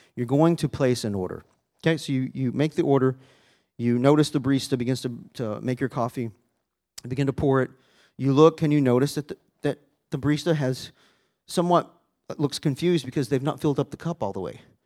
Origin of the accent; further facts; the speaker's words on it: Arkansas, United States; I grew up in Arkansas